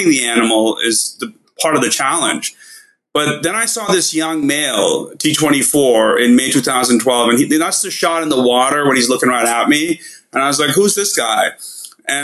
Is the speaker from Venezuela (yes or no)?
no; India; now in Los Angeles, United States; I'm from India